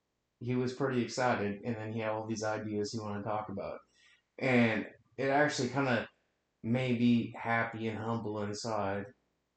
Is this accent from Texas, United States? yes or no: no; Western Washington, United States; I'm from Western Washington. I'm an hour north of Seattle.